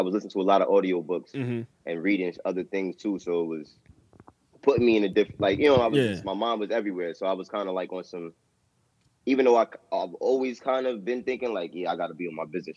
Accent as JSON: {"language": "English", "town": "New York City", "region": "New York", "country": "United States", "said": "I'm from Queens"}